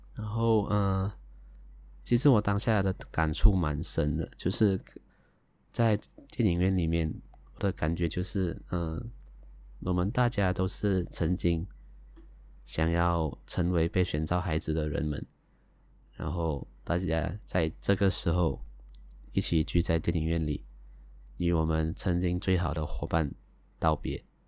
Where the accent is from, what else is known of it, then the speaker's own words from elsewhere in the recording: Malaysia; 我来自马来西亚